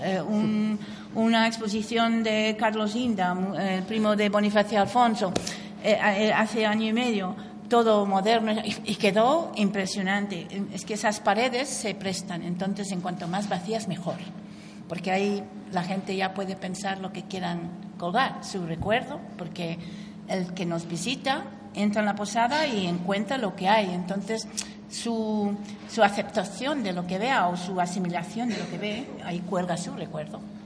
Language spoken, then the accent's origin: Spanish; Canada; Spanish is a second language; moved away as an adult; also born or lived in England; now in Cuenca, Spain; Yo nací en Inglaterra, mi familia es inglesa, soy, mis padres emigraron a Canadá